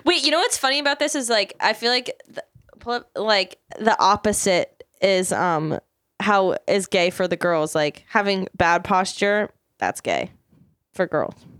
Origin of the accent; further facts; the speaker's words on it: Maryland, United States; moved away; my hometown of Maryland